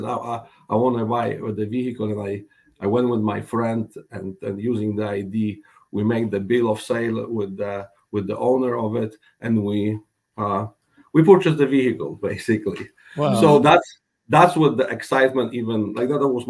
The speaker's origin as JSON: {"language": "English", "country": "Poland", "tie": "born or raised there", "moved": "yes", "lives_now": "Sarasota, United States", "said": "I was born in Poland"}